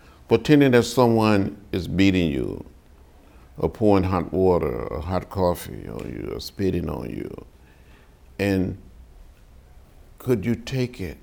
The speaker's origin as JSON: {"language": "English", "region": "Alabama", "country": "United States", "tie": "born or raised there", "said": "I grew up in Alabama, 50 miles from Montgomery"}